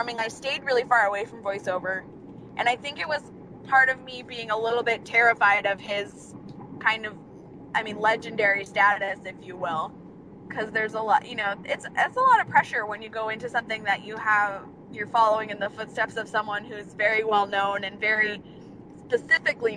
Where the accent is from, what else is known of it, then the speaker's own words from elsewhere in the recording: Ventura, California, United States; also born or lived in Burbank, California; I was born in Burbank, right near all of the studios that my dad worked at, and he decided he didn't want to be in LA at the end of the day anymore, so we moved out to Ventura, California